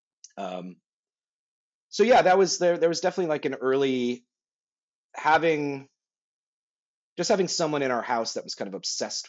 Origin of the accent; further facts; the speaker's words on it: Connecticut, United States; also born or lived in Vermont / New Hampshire; I moved to Connecticut after that. And then I did all my, from second grade through high school, was all in Connecticut